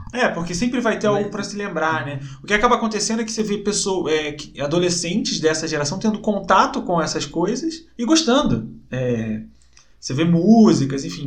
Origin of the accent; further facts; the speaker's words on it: Rio de Janeiro, Brazil; moved away as an adult; now in Curitiba, Brazil; morei a vida inteira no Rio